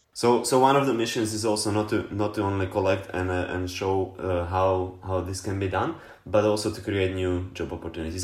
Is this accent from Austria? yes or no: no; Slovakia; I'm from Slovakia.